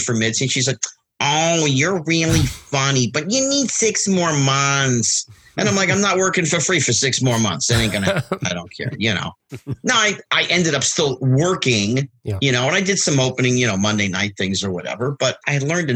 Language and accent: English; New Jersey, United States; I didn't grow up in L.A. I grew up in New Jersey